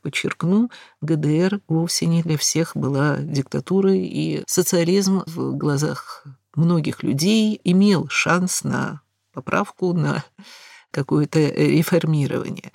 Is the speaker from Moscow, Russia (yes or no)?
yes; Moscow, Russia; слыша мой акцент, естественно, спросив, откуда я, из Москвы, из Советского Союза